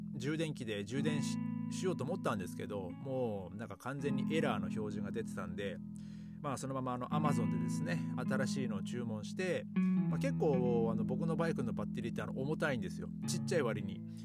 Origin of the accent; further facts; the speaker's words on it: Aomori, Japan; now in Germany; 僕はあの、あの、あ、 青森県っていうところで